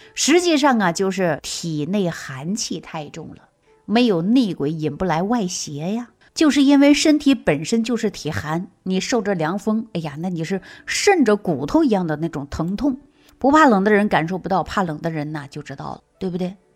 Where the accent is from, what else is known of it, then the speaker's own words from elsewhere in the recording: Northeast China, China; now in Shaanxi, China; 我本身是东北人，啊，我常年大部分时间都在陕西